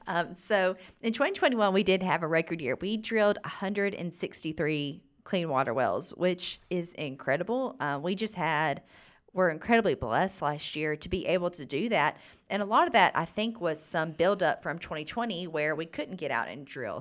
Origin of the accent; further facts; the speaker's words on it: Gurley, Alabama, United States; also born or lived in Tuscaloosa, Alabama; I am from the thriving metropolis of Gurley, Alabama